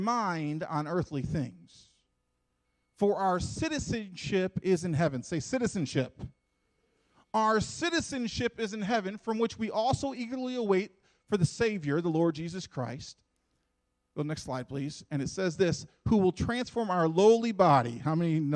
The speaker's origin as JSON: {"language": "English", "country": "United States", "said": "I'm an American. We're proud to be Americans, and we love being Americans"}